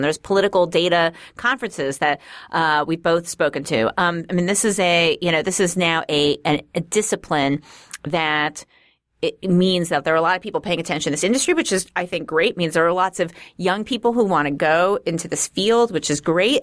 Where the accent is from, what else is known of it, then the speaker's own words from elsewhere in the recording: New York City, New York, United States; accent: Queensy; I'm from Queens originally. So maybe there's something Queensy about it.